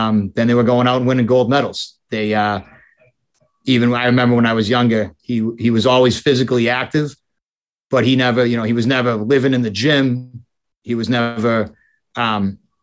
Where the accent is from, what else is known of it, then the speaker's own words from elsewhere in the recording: Boston, Massachusetts, United States; I was born in Boston. I grew up primarily single family household